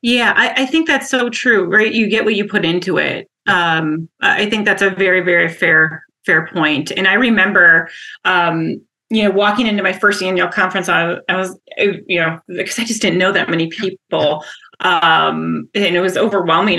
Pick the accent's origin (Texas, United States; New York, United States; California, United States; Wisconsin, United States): Wisconsin, United States; Wausau; moved away as an adult; also born or lived in Minnesota; I'm from Wisconsin, born and raised, and uh, in from Wausau, which is a uh, center of the state, and have an identical twin and an older sister, and grew up there